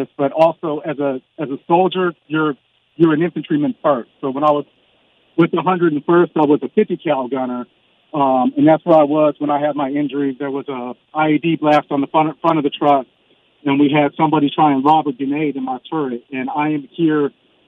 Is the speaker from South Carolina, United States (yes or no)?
no; Sacramento, California, United States; now in San Antonio, United States; I'm from Sacramento